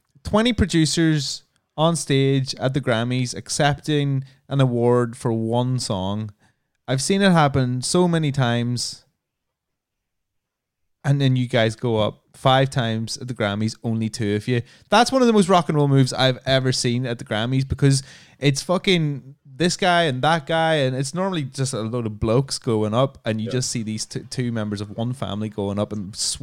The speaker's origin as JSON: {"language": "English", "country": "Ireland", "tie": "born or raised there", "said": "Because like I grew up in Ireland, like LA."}